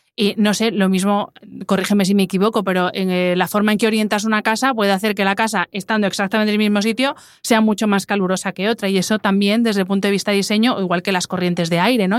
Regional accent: Madrid, Community of Madrid, Spain; yo que soy de Madrid, que vengo mucho a Valencia

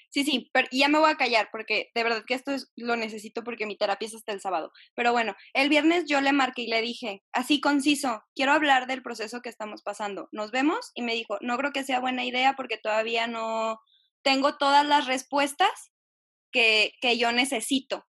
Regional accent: Jalisco, Mexico; soy de Jalisco

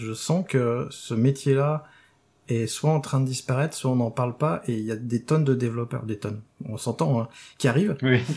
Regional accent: Rennes, Brittany, France; moved away; depuis que j'ai quitté Rennes.

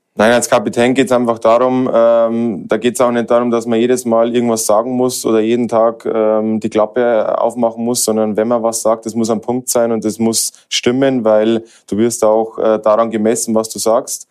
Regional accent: Germany; now in Austria

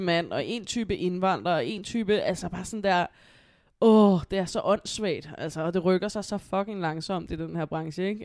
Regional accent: Copenhagen, Capital Region of Denmark, Denmark; jeg er selv opvokset på Amager

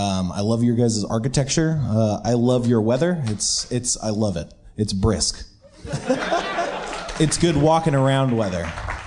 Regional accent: Northern California, United States; I grew up in Northern California.

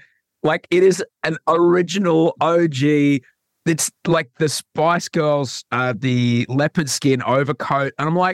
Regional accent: Brisbane, Queensland, Australia; where I grew up in Brisbane

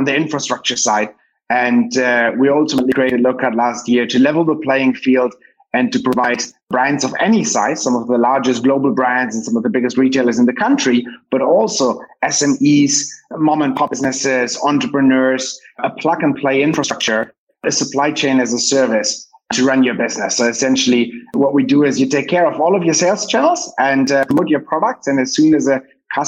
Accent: Cologne, North Rhine-Westphalia, Germany; now in Manila, Philippines; I'm now in Germany for a couple of weeks here in my hometown of Cologne. So visiting family

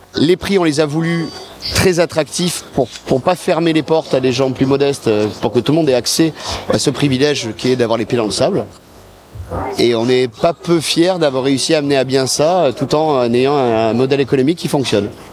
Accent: Montpellier, Occitania, France; on est de Montpellier à nous à la base

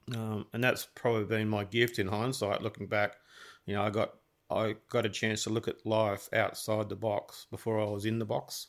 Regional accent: Gold Coast, Queensland, Australia; growing up on the Gold Coast, everyone generally is, like, suntanned

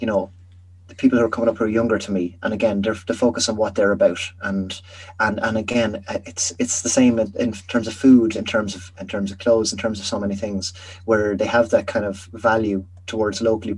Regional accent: Edenderry, Leinster, Ireland; moved away; I'm from Edenderry in Offaly.

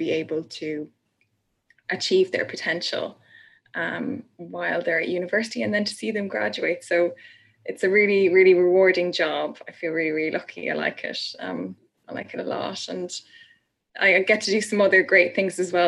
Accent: Ireland; I'm Irish.

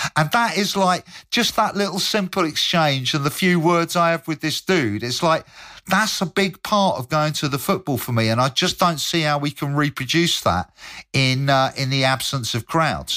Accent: Bristol, South West England, United Kingdom; I'm from Bristol

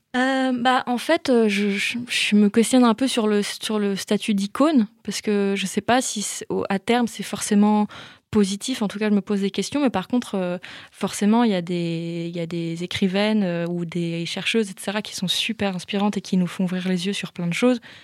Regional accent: Belle-Île-en-Mer, Brittany, France; moved away; j'ai grandi une partie de mon enfance à Belle-Île-en-Mer

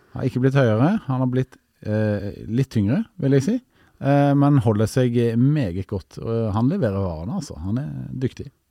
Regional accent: Stavanger, Rogaland, Norway; moved away; min hjemby Stavanger

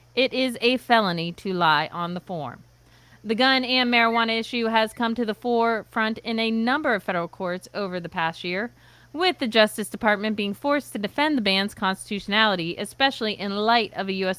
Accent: Pennsylvania, United States; my home state of Pennsylvania

